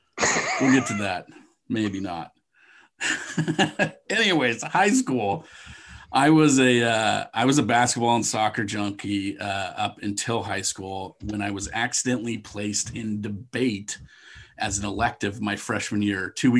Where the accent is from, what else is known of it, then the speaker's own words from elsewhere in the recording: Vashon, Washington, United States; From third grade on, I grew up on Vashon Island, Washington, a small island off the coast of Seattle.